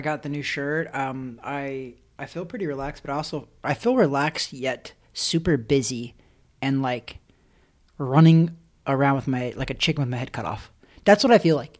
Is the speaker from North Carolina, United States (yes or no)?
no; Missouri, United States; I'm from Missouri.